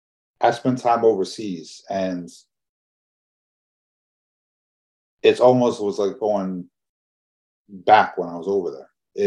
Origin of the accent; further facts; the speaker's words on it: Chicago, Illinois, United States; born there; also born or lived in New Jersey; I was born in Chicago. I lived in New Jersey for a while.